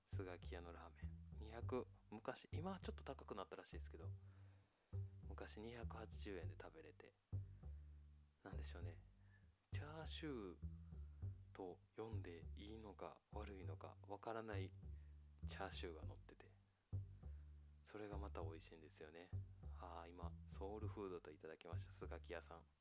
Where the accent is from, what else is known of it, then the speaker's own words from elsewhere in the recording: Japan; 日本で生まれ育ったのでね